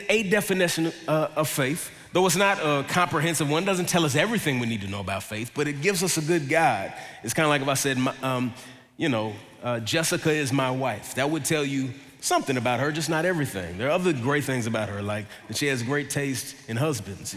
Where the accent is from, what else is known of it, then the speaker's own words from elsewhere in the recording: Dallas, Texas, United States; I grew up in Dallas